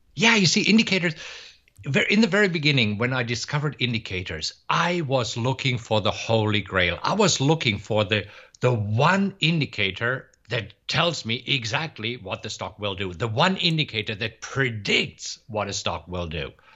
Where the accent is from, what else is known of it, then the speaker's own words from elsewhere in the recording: Germany; moved away as an adult; also born or lived in Munich, Germany; now in Austin, United States; originally, I am from Germany, but I live in Austin, Texas right now